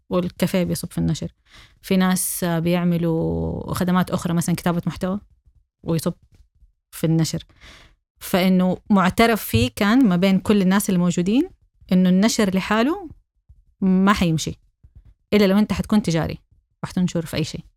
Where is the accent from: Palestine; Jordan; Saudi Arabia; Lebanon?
Saudi Arabia; أنا سعودية